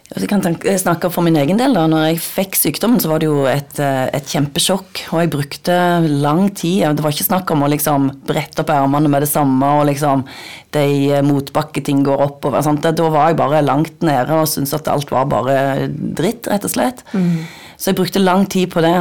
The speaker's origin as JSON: {"language": "Norwegian", "town": "Nærbø", "region": "Rogaland", "country": "Norway", "said": "Jeg kommer fra Nærbø på Jæren"}